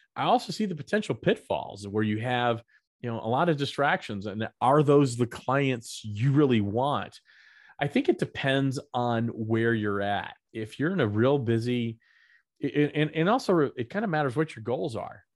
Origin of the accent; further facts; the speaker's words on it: the South, United States; Growing up in the South